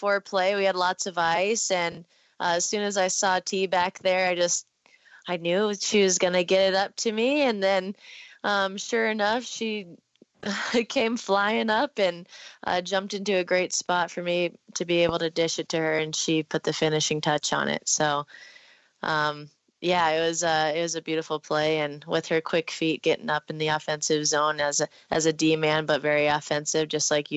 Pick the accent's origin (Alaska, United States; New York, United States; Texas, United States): Alaska, United States; moved away as an adult; now in Calgary, Canada; we were born and raised in Alaska